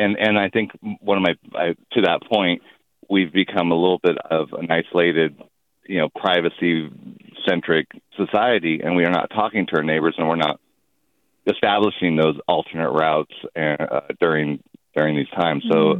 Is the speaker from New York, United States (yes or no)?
no; Calistoga, California, United States; now in Lake County, United States; I'm from Calistoga. We went through the Tubbs fire. I actually live in Lake County. We lived through the Valley fire. So many fires in this area. But the point is, it's a rural area.